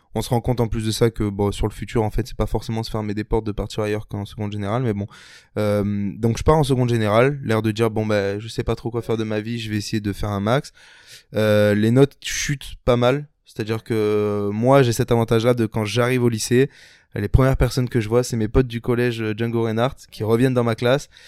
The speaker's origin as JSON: {"language": "French", "town": "Toulon", "region": "Provence-Alpes-Côte d'Azur", "country": "France", "tie": "born or raised there", "said": "j'ai grandi à Toulon, donc dans la petite ville de Toulon, euh, dans le sud de la France"}